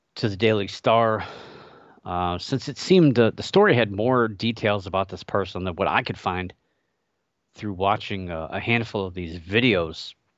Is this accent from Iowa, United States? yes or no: no; Ohio, United States; my home state of Ohio